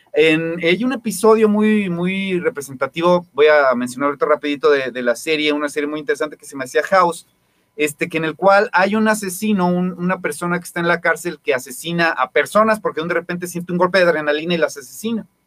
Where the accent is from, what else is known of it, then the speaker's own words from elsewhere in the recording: Guadalajara, Jalisco, Mexico; yo soy de, aquí de Santa Teresa